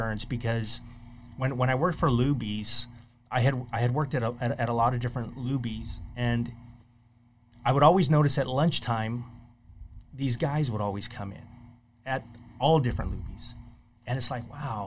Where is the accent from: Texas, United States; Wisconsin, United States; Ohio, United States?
Texas, United States; McAllen; moved away as an adult; also born or lived in College Station, Texas; now in Corpus Christi, United States; I'm actually from McAllen, Texas. And my family lived there for about 6 years. My father retired there, and then I went to school there.